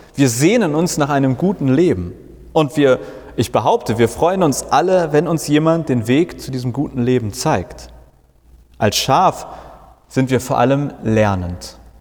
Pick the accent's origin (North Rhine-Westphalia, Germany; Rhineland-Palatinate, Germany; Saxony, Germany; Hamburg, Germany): Hamburg, Germany; Ich komme aus Hamburg